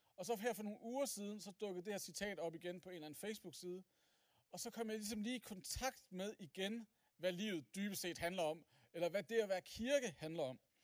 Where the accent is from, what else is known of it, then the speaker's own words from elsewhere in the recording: Aalborg, North Denmark Region, Denmark; jeg er som sagt fra Aalborg